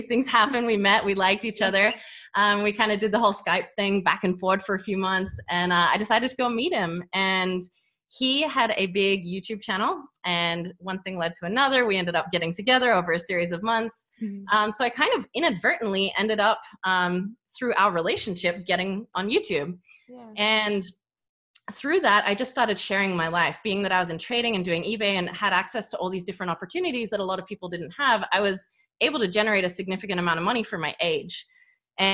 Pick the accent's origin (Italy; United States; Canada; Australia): Australia; accent: hybrid; So I grew up in Australia. I kind of have a hybrid accent going on.